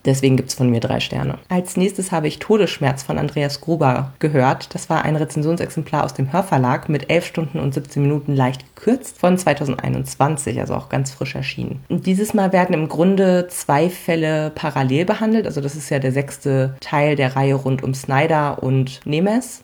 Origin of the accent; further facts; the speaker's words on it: Hamelin, Lower Saxony, Germany; als gebürtige Hamelnerin